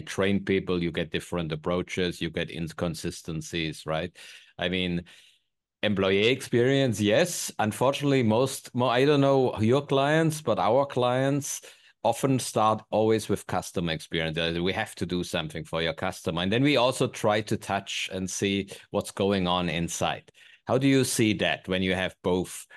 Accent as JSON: {"language": "English", "country": "Germany", "moved": "yes", "said": "I'm unfortunately from Germany"}